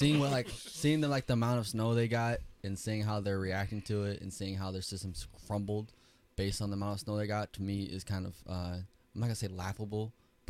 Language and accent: English; Wisconsin, United States; also born or lived in Florida; So I'm from Wisconsin